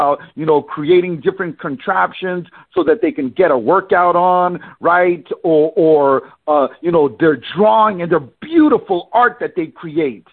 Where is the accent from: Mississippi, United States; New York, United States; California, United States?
California, United States; San Francisco; I was born and raised in San Francisco